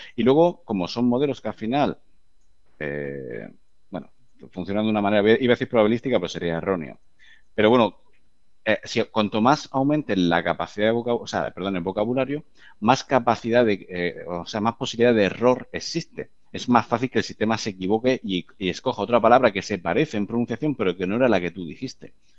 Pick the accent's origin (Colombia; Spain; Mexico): Spain; Murcia, Region of Murcia; los fundadores, eh, yo entre ellos, somos de Murcia